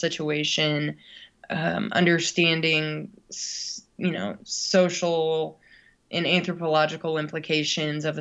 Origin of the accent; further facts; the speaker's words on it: United States; as an American growing up in a pretty, you know, traditional family setting